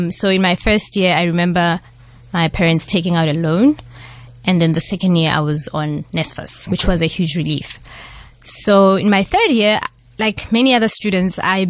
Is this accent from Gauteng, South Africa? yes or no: yes; Johannesburg, Gauteng, South Africa; moved away as an adult; also born or lived in Tzaneen, Limpopo, South Africa; now in Cape Town, South Africa; that's where I grew up for the first 7 years of my life. So I did first grade and second grade at a school in a village, and then I moved to Johannesburg for the rest of my primary and high school